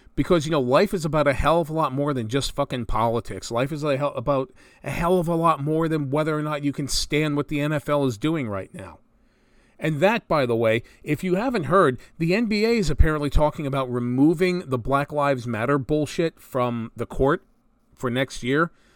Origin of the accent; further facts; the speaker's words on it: New Jersey, United States; Growing up in North Jersey